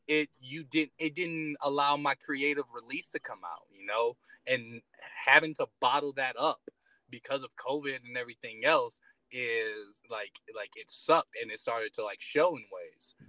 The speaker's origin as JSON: {"language": "English", "town": "Detroit", "region": "Michigan", "country": "United States", "tie": "born or raised there", "moved": "as an adult", "lives_now": "Colorado, United States", "said": "I grew up in Detroit, Michigan."}